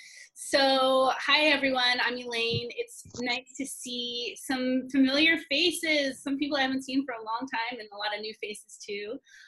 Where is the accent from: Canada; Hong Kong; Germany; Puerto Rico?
Hong Kong; also born or lived in Singapore / Taiwan / Massachusetts; I'm from kind of all over. I was born in Singapore, grew up in Hong Kong and Taiwan until I moved to Massachusetts